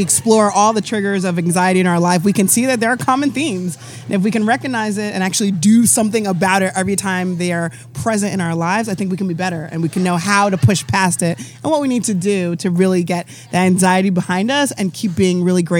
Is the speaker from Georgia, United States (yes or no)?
no; Deer Park, New York, United States; now in Charlotte, United States; Deer Park, New York, from Long Island.